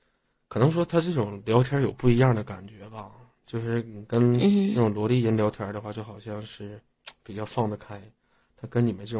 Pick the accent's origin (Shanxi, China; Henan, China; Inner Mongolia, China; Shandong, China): Inner Mongolia, China; 我是内蒙古的，